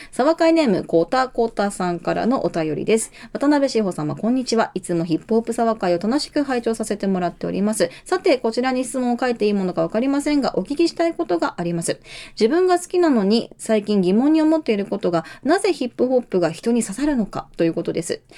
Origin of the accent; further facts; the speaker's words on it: Hiroshima, Japan; やっぱ広島出身なんで